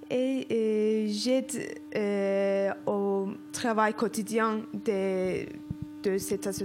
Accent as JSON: {"language": "French", "country": "Turkey", "second_language": "French", "moved": "as an adult", "lives_now": "Mulhouse, France", "said": "je, je suis arrivée à Mulhouse juste euh, il y a un mois et je viens de Turquie."}